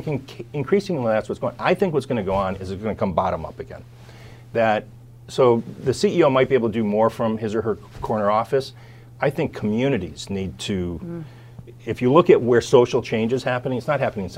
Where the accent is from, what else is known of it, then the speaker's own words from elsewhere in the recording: Chicago, Illinois, United States; And it was Chicagoland, my hometown.